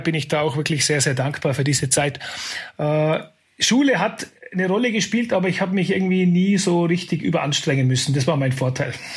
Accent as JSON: {"language": "German", "area": "Kleinwalsertal", "region": "Vorarlberg", "country": "Austria", "tie": "born or raised there", "said": "Ich bin im Kleinwalsertal aufgewachsen"}